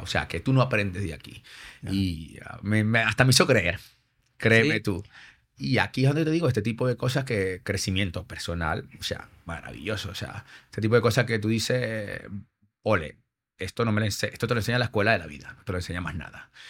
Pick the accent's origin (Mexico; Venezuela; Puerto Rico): Venezuela; moved away as an adult; now in Madrid, Spain; yo, soy venezolano, pero mi madre es, peruana y padre español.